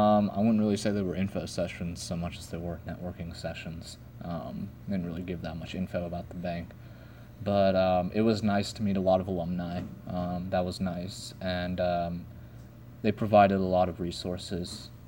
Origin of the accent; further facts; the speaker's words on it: Dallas, Texas, United States; Dallas, Texas.